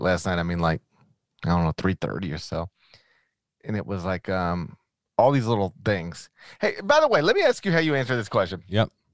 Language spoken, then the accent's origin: English; Memphis area, Tennessee, United States; I grew up on Highway 51